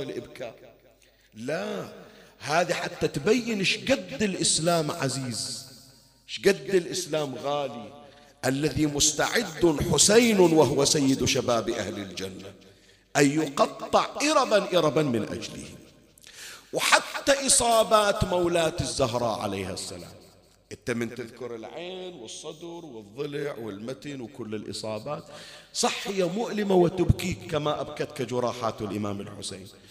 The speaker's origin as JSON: {"language": "Arabic", "country": "Bahrain", "said": "كان عندنا بالبحرين"}